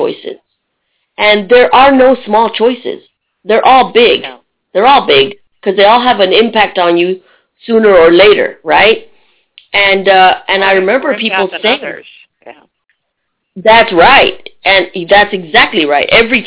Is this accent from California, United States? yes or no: no; Texas, United States; moved away as an adult; also born or lived in Tennessee / Budapest, Hungary; I moved from Texas to Tennessee to Budapest. And being a Texan